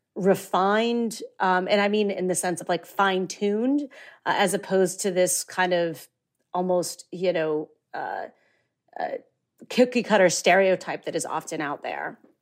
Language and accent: English; Midwest, United States; as a woman from the Midwest